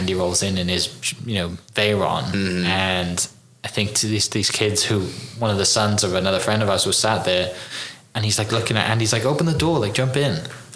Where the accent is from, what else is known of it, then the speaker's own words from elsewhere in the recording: Wales, United Kingdom; I grew up in Wales